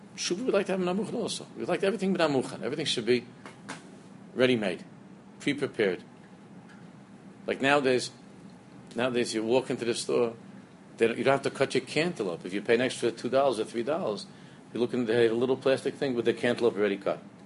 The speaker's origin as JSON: {"language": "English", "town": "New York City", "region": "New York", "country": "United States", "tie": "born or raised there", "said": "the shtibel that I grew up in in Queens"}